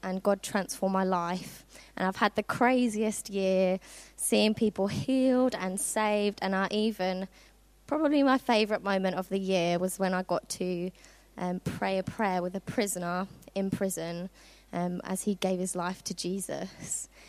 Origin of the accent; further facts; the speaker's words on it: Worthing, South East England, United Kingdom; moved away as an adult; now in Norfolk, United Kingdom; I'm originally from Worthing, which is on the south coast of England